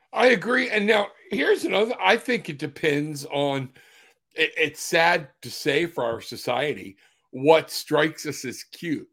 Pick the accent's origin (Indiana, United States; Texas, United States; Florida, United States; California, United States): Florida, United States; I'm from Florida